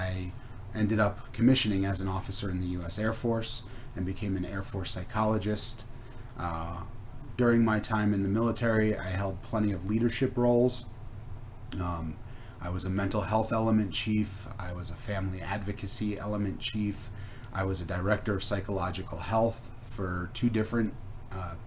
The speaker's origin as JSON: {"language": "English", "region": "East Coast", "country": "United States", "moved": "yes", "said": "I'm originally from the East Coast, so I worked at New York sports clubs"}